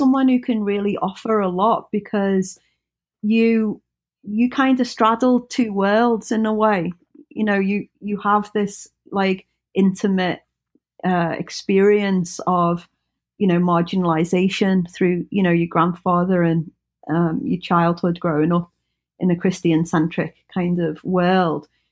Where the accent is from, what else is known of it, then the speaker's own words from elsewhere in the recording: United Kingdom; we, we kind of have a bond of being British.